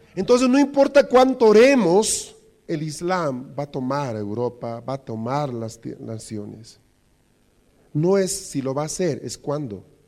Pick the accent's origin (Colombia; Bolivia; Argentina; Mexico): Bolivia; los problemas que tenemos como bolivianos